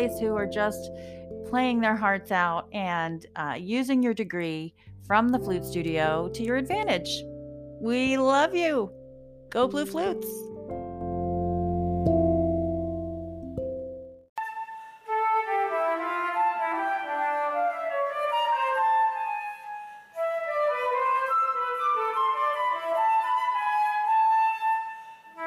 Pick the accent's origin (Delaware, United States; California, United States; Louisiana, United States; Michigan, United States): Delaware, United States; Wilmington; I'm from Wilmington, Delaware, just down the turnpike.